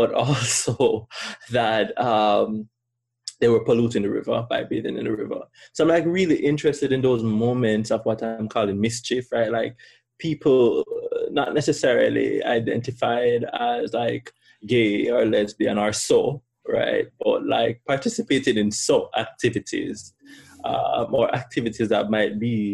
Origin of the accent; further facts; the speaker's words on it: Kingston, Jamaica; moved away as an adult; also born or lived in Pennsylvania; now in Miami, United States; I'm from Kingston, above you.